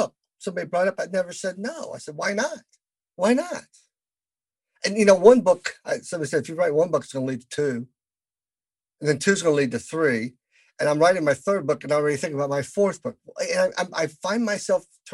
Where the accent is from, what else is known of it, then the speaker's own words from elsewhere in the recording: the South, United States; I am from the South